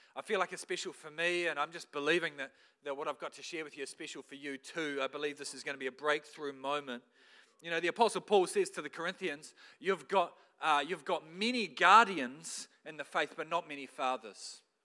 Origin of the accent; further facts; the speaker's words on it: New Zealand; as a Kiwi bloke